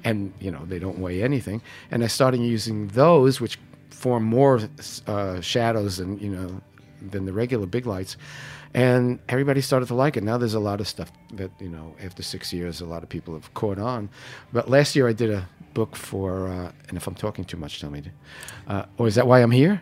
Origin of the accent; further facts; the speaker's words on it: New York City, New York, United States; I was born in Canarsie